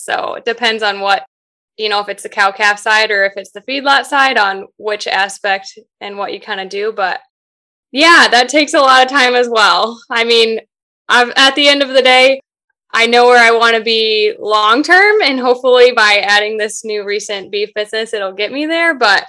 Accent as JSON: {"language": "English", "town": "Cascade", "country": "United States", "tie": "born or raised there", "said": "Cascade, which is my hometown"}